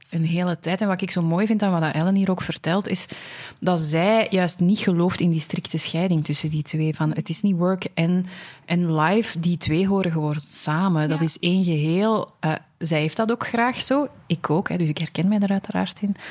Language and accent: Dutch; Antwerp, Flanders, Belgium; accent: Antwerps; mijn Antwerps accent